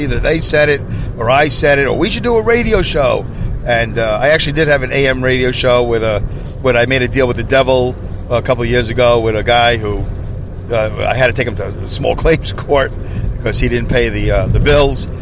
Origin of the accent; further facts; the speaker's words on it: New York City, New York, United States; now in upstate New York, United States; I'm originally from Brooklyn. Uh, you know, I live in upstate New York now